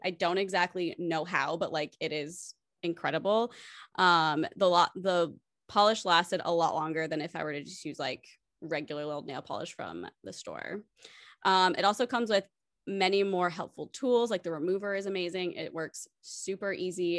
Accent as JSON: {"language": "English", "country": "United States", "tie": "born or raised there", "said": "growing up in America"}